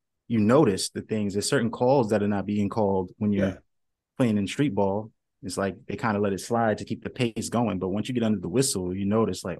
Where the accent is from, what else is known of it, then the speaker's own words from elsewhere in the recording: New York, United States; I was born and raised in New York